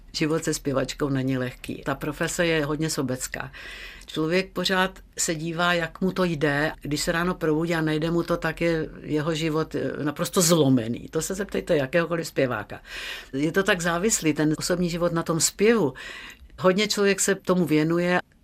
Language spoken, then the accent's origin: Czech; Czechia; jsem holka ze Šumavy